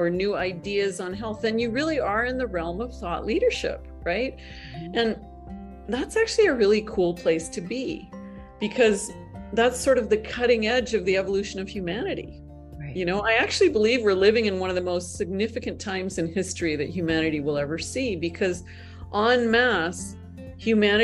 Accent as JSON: {"language": "English", "region": "Northern Canada", "country": "Canada", "tie": "born or raised there", "said": "I'm not only Canadian, I'm from Northern Canada. You know, I grew up in the Canadian equivalent of the backwoods."}